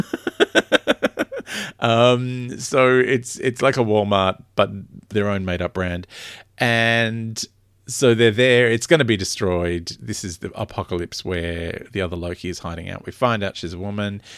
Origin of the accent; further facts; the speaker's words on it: Australia; I'm very Australian